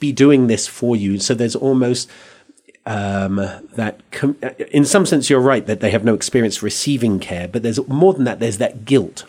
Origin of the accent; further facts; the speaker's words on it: England, United Kingdom; accent: English; now in Santa Fe, United States; I come from England